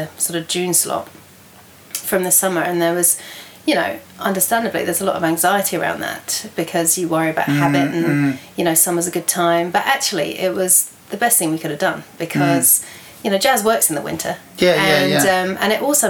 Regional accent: near Brighton, South East England, United Kingdom; moved away as an adult; now in Wellington, New Zealand; I grew up near Brighton in the southeast of England.

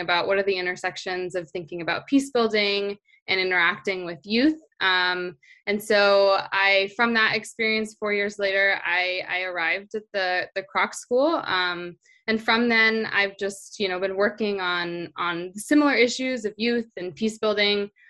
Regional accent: Orange County, California, United States; I grew up in Orange County, California

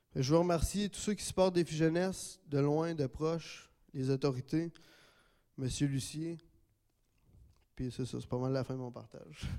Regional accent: Gatineau, Quebec, Canada; je suis natif de Gatineau

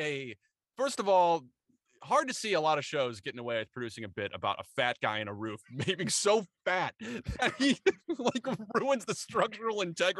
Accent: Michigan, United States; We're all from Michigan.

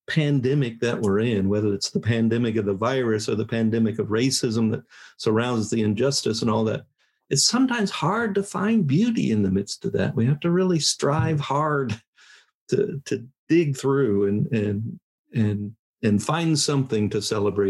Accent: Indiana, United States; moved away; I'm from Indiana.

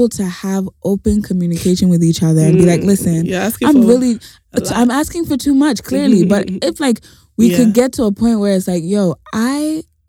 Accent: Ghana; as a Ghanaian society

